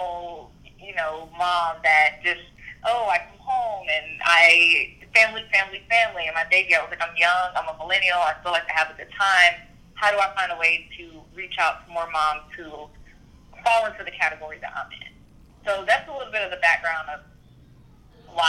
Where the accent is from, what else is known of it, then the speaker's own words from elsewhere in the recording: Little Robbins, the South, United States; moved away as an adult; now in Atlanta, United States; I'm from Little Robbins, very small town down south